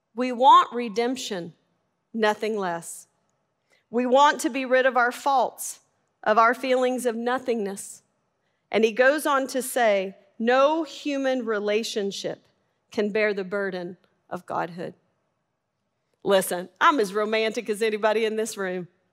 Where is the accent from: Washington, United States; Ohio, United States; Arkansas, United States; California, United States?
Arkansas, United States; I'm from Arkansas.